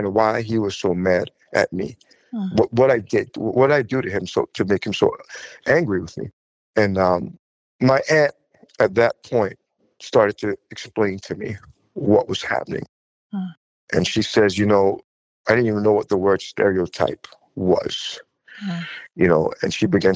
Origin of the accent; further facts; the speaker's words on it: Huntington, New York, United States; moved away as an adult; also born or lived in Jamaica / France; now in Fontainebleau, France; I was born in Jamaica, and Jamaica is 95 to 99% Black. And moving to the States, we moved to Long Island, Huntington